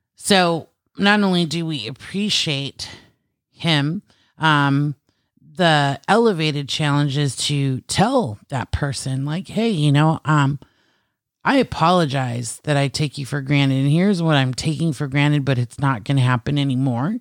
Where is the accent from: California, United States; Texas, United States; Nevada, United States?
California, United States; I am native Californian